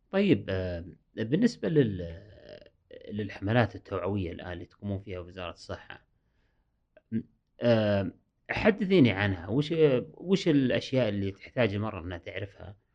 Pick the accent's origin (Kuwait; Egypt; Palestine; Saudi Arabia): Saudi Arabia; قريت أن عندنا في السعودية